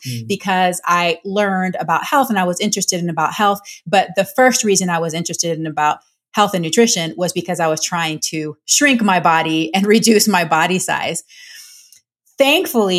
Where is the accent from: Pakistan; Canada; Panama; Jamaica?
Panama; I'm Panamanian. I'm from Latin America.